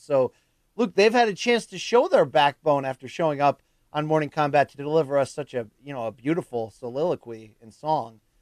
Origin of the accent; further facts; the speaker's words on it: Naugatuck, Connecticut, United States; my hometown of Naugatuck, Connecticut